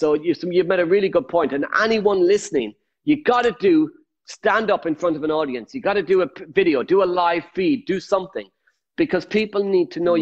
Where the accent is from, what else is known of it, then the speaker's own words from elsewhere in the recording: Ireland; I'm Irish